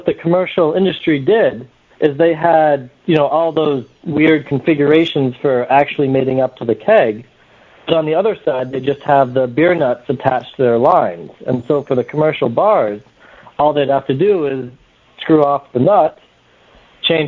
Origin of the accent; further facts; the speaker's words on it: New Hampshire, United States; now in Boston, United States; I was born and raised in New Hampshire, so I have a little bit of the hills in me, but okay. I've been living here in Boston